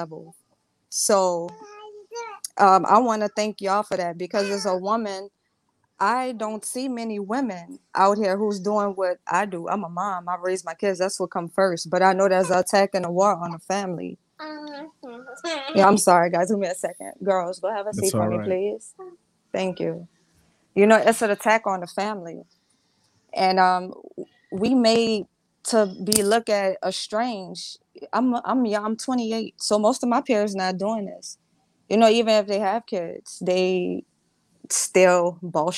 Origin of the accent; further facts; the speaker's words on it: the South, United States; I'm from the South